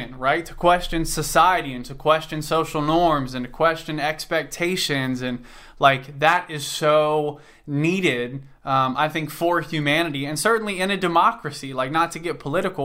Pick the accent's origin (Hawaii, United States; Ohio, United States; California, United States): Ohio, United States; Cincinnati; I'm from Cincinnati, Ohio